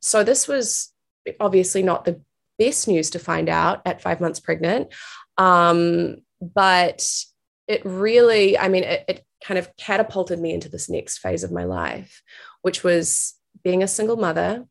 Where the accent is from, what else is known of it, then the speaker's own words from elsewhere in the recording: New Zealand; moved away as an adult; also born or lived in New York; I'm originally from New Zealand. That's where I am right now. Uh, it's where I grew up.